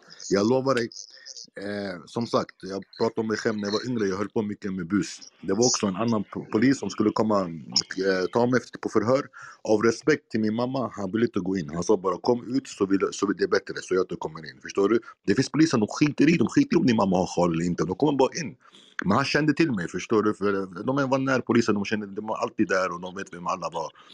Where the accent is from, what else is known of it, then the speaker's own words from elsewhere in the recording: Iraq; now in Sweden; där jag kommer från, Irak